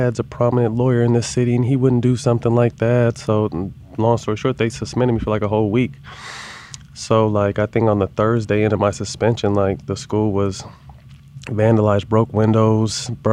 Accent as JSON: {"language": "English", "town": "Sacramento", "region": "California", "country": "United States", "tie": "born or raised there", "also_born_or_lived": "San Jose, California / Los Angeles, California", "moved": "as an adult", "said": "I was born and raised in San Jose, somewhat the Bay Area"}